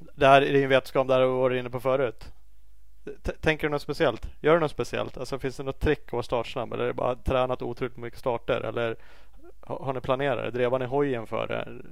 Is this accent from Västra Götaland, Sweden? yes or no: no; Uppsala, Uppsala County, Sweden; jag är från Uppsala